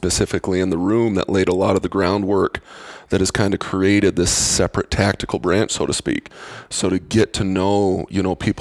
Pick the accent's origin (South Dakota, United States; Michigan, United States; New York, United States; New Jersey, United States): South Dakota, United States; Spearfish; moved away; also born or lived in Boulder, Colorado / Wyoming / Virginia / Texas; I grew up in Spearfish, which is about 15 minutes down the road from Sturgis.